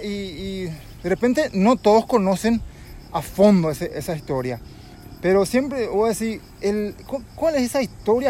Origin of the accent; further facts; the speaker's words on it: Yaguarón, Paraguarí, Paraguay; como nací acá en Llevarón, crecí